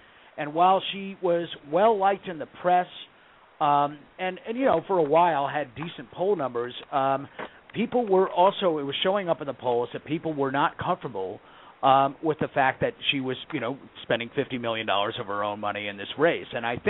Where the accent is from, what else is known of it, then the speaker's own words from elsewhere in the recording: Connecticut, United States; my home state of Connecticut